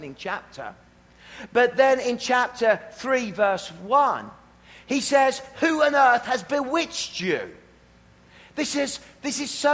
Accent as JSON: {"language": "English", "area": "Worcestershire", "region": "West Midlands", "country": "United Kingdom", "moved": "yes", "lives_now": "Canada", "said": "I'm from Worcestershire."}